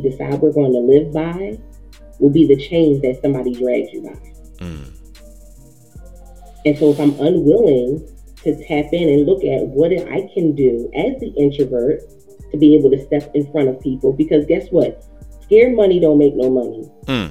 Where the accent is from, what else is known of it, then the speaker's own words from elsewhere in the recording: Philadelphia, Pennsylvania, United States; I'm born and raised in Philly